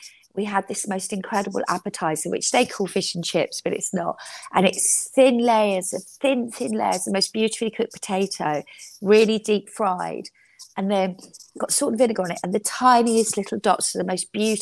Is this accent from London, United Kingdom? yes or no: yes; London, United Kingdom; growing up in London